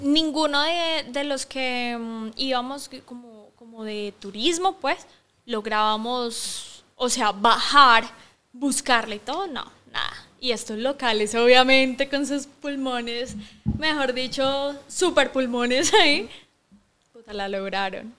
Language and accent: Spanish; Bogotá, Colombia; moved away as an adult; also born or lived in Barcelona, Spain; now in Guatemala; soy colombiana de Bogotá